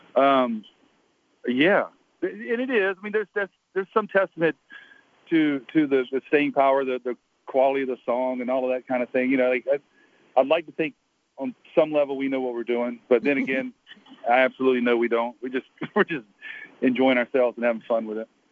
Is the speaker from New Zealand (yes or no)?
no; Atlanta, Georgia, United States; I grew up in downtown Atlanta